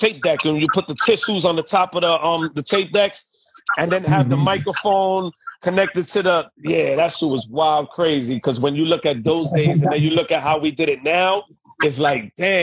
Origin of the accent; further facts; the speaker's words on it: New York City, New York, United States; I come from Bushwick, Brooklyn.